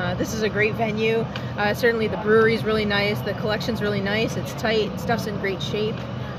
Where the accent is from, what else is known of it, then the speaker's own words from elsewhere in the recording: Toronto, Ontario, Canada; I'm from Toronto, Ontario.